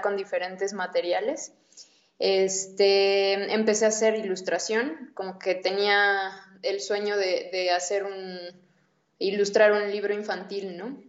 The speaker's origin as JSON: {"language": "Spanish", "region": "Puebla", "country": "Mexico", "tie": "born or raised there", "said": "Yo crecí en Puebla"}